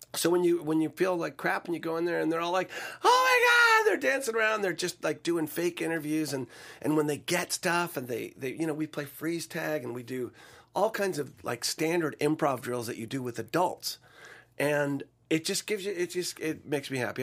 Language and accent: English; Sacramento, California, United States; moved away as an adult; also born or lived in Tulsa, Oklahoma; I was from Sacramento. uh, middle class, you know, suburb of Sacramento.